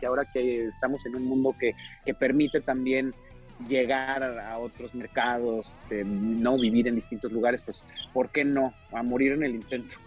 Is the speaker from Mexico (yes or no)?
yes; Mexico; moved away as an adult; now in Hollywood, United States; me enorgullece mucho justamente venir de donde vengo y que la escuela que tengo y las bases que tengo es, están eh, en México